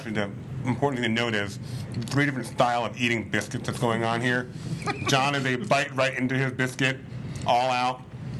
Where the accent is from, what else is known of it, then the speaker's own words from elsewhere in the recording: the South, United States; I am from the South and went to a college in the South.